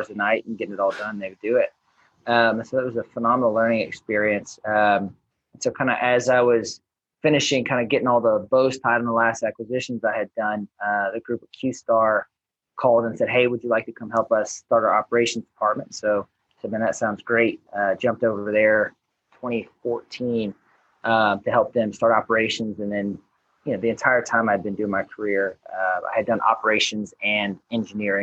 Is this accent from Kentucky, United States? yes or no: no; Baton Rouge, Louisiana, United States; moved away as an adult; originally born and raised in Baton Rouge, or right outside of Baton Rouge, Louisiana.